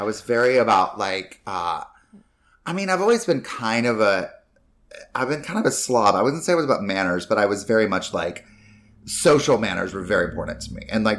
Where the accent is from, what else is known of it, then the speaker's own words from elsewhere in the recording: North Carolina, United States; And like, I grew up mainly in North Carolina, but Carolina is pretty much.